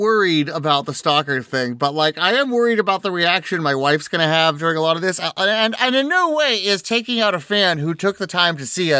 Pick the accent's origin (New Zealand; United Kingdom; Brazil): New Zealand; accent: New Zealand; How does this suit him to lie about my perfect New Zealand accent?